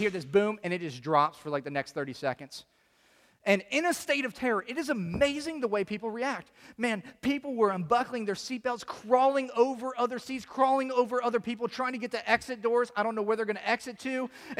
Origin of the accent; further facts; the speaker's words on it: Chicago, Illinois, United States; I'm from Chicago.